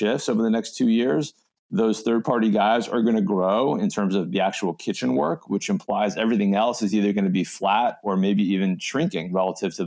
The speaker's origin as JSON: {"language": "English", "town": "Los Angeles", "region": "California", "country": "United States", "tie": "born or raised there", "said": "my hometown"}